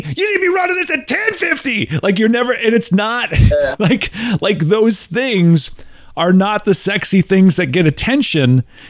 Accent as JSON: {"language": "English", "region": "Midwest", "country": "United States", "tie": "born or raised there", "said": "And growing up in the Midwest, I was told my entire life, be modest."}